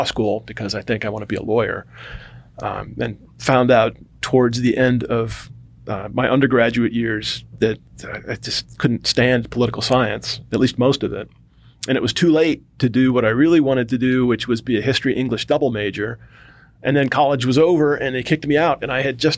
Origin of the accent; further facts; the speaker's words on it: Cleveland, Ohio, United States; moved away as an adult; also born or lived in North Carolina; my experience growing up, and I'm from Cleveland, Ohio, or the suburbs outside of Cleveland